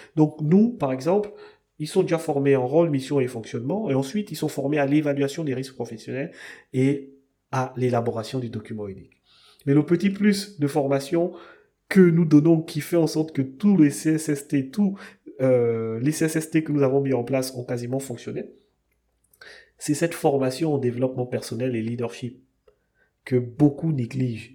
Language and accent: French; Gabon; chez nous au Gabon, on est une jeune démocratie, un jeune pays